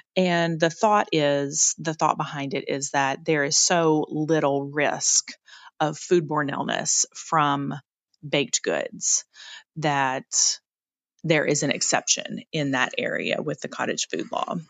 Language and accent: English; Lexington, Kentucky, United States; I grew up in Lexington, Kentucky. That's where I'm from